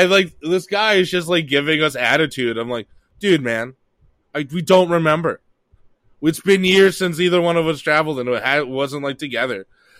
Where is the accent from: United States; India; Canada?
Canada; Halifax, Nova Scotia